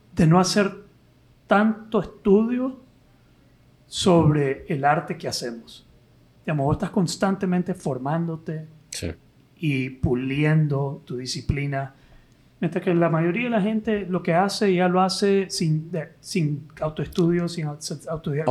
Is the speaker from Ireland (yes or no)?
no; Nicaragua; como nicaragüense